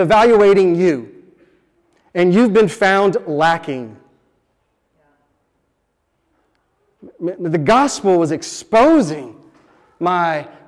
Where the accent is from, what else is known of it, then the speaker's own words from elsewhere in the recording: Dallas, Texas, United States; I grew up in Dallas, Texas, and I didn't grow up going to church.